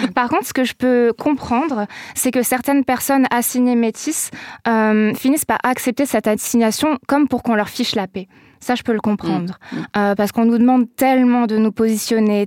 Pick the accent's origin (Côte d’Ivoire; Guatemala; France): France; south-east France; là où j'ai grandi dans le sud-est de la France